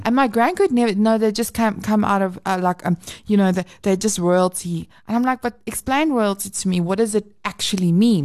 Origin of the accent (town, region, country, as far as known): South Africa